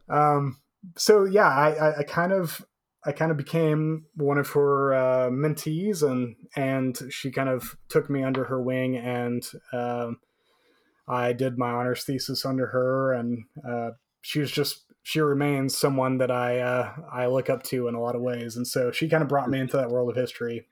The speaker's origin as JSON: {"language": "English", "town": "Canyon", "region": "Texas", "country": "United States", "tie": "born or raised there", "said": "my hometown Canyon, Texas had uh, upwards of eighteen thousand."}